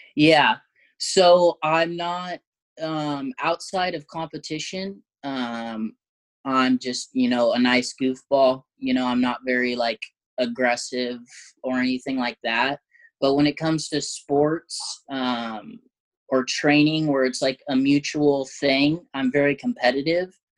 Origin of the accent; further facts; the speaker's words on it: Southern Oregon, United States; now in Eugene, United States; I grew up in Southern Oregon, uh, which is like about three hours south from Eugene